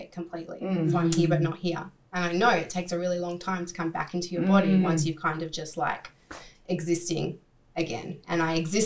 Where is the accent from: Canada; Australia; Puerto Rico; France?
Australia; Sydney, New South Wales; moved away as an adult; my hometown, let's say Sydney